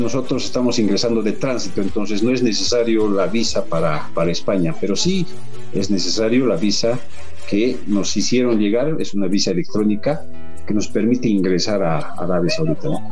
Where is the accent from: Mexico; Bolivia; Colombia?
Bolivia; nosotros como bolivianos